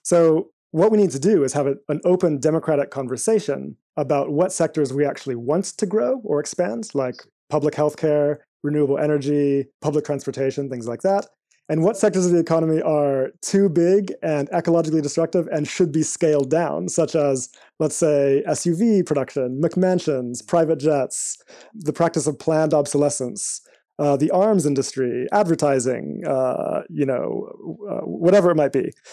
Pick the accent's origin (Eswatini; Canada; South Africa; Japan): Eswatini; also born or lived in United States; now in United Kingdom; I spent most of my life in a small country in Southern Africa called Swaziland